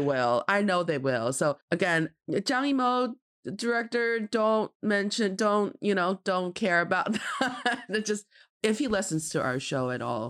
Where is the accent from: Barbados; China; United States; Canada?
China; Jilin; I'm from Jilin province